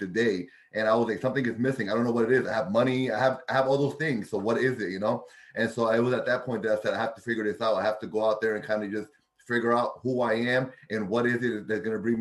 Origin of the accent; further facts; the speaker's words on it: Bridgeport, Connecticut, United States; Born and raised in Bridgeport, Army vet